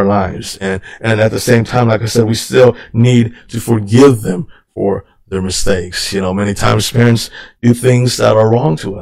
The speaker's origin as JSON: {"language": "English", "country": "United States", "tie": "born or raised there", "said": "I grew up here in the United States"}